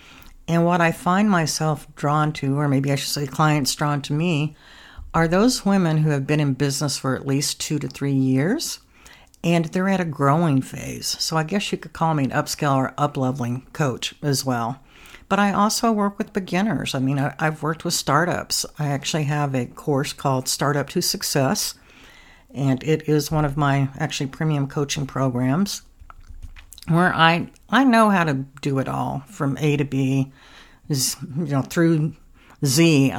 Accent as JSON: {"language": "English", "region": "New Mexico", "country": "United States", "tie": "born or raised there", "said": "I grew up in Southwest New Mexico, where I lived on a farm, and I was in 4-H"}